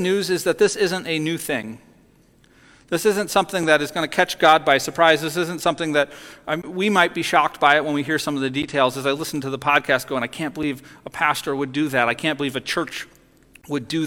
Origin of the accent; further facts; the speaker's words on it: near Chicago, Illinois, United States; growing up near Chicago